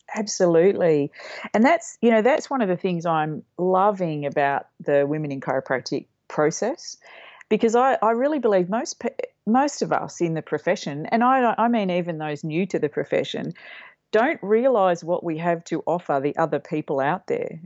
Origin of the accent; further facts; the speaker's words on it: Mildura, Victoria, Australia; moved away; I grew up in Mildura, a country town up on the Murray